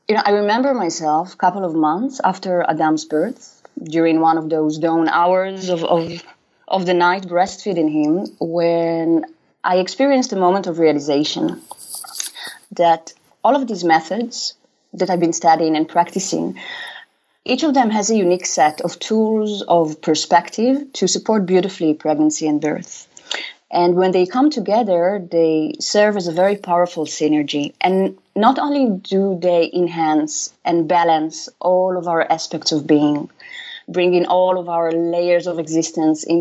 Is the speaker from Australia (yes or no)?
no; Israel; moved away as an adult; now in Amsterdam, Netherlands; I was born in Israel